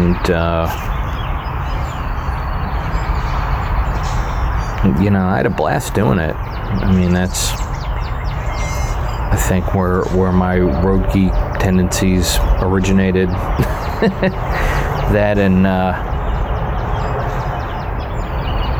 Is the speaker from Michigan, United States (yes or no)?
no; Columbia, Maryland, United States; moved away as an adult; also born or lived in Philadelphia, Pennsylvania; now in Greencastle, United States; I grew up in Columbia